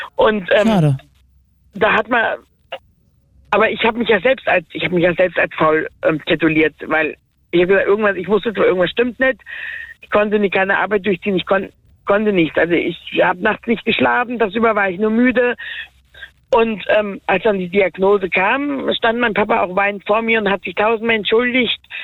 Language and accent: German; Werra-Meißner-Kreis, Hesse, Germany; also born or lived in Gießen district; ich bin ja im Werra-Meister-Kreis ähm, geboren und meine Adoptiveltern kommen aus dem Gießener Kreis